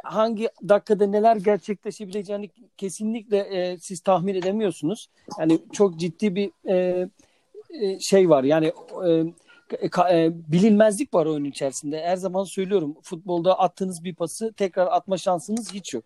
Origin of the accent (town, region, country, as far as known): Sakarya, Turkey